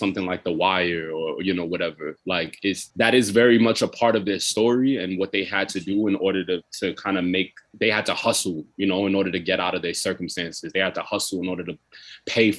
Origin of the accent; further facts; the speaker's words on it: New York City, New York, United States; I grew up in Brooklyn, so I grew up listening to a lot of rap.